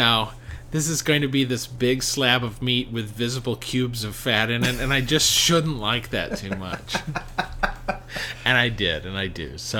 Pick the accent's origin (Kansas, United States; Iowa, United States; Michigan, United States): Kansas, United States; moved away; I grew up in Kansas